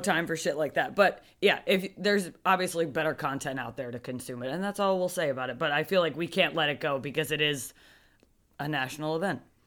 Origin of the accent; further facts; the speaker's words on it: New Jersey, United States; we're both from New Jersey